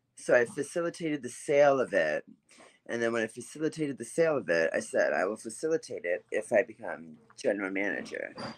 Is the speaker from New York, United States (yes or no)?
no; Baltimore, Maryland, United States; moved away; I grew up in Baltimore, Maryland.